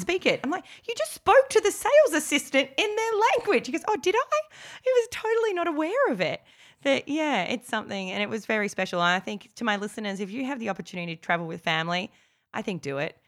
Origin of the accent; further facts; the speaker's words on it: Australia; accent: Aussie; my Aussie accent